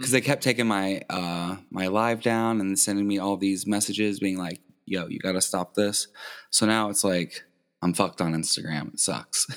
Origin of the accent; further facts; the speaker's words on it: New Albany, Indiana, United States; also born or lived in Louisville, Kentucky / Floyd Knobs, Indiana; I was born in Louisville. We moved to Indiana, New Albany when I was six years old, but I just say I'm from Louisville.